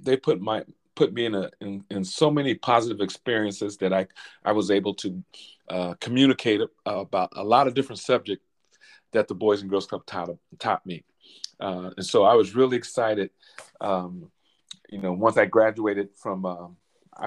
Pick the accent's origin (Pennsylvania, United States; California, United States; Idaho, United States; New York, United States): California, United States; Alameda; I grew up in Alameda, California, right outside of Oakland in Northern California